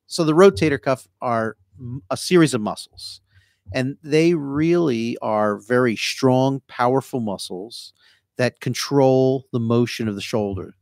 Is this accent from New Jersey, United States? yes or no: yes; New Jersey, United States; accent: Jersey; moved away as an adult; also born or lived in Sacramento, California; now in Florida, United States; My Jersey accent